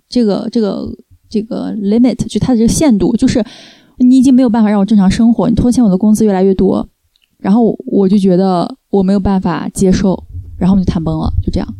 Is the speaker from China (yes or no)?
yes; China; moved away as an adult; now in France; 作为中国人的那种人情的那一套，因为我在国内长大嘛